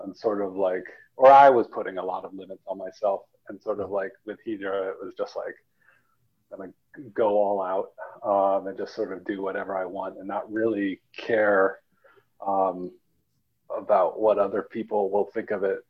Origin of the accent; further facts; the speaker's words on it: Vermont, United States; also born or lived in Saudi Arabia / Turkmenistan; But Vermont gets really rural, and I grew up in a super small town of 1,000 people